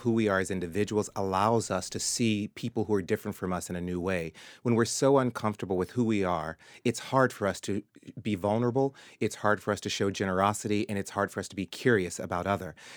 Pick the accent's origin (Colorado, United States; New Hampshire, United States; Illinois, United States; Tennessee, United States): Tennessee, United States; Murfreesboro; moved away; my early days growing up in Tennessee